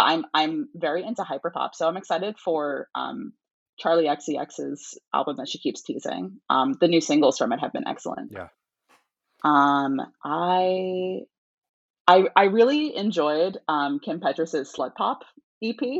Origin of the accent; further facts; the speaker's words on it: New York area, United States; I'm from the New York area.